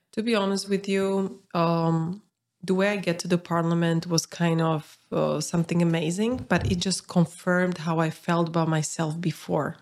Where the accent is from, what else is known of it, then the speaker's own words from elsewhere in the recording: Bratislava, Bratislava Region, Slovakia; I'm from Bratislava